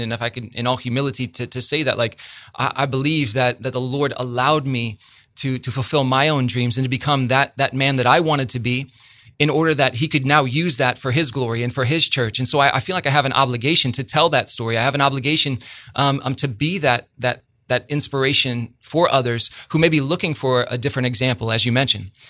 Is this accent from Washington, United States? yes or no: no; Bloomington, Illinois, United States; I'm from Bloomington, man, and there's there's a huge difference for those of us who live in this town.